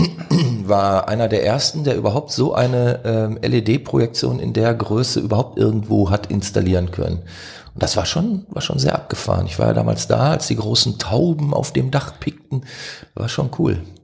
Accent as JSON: {"language": "German", "town": "Duisburg", "region": "North Rhine-Westphalia", "country": "Germany", "said": "aus Duisburg"}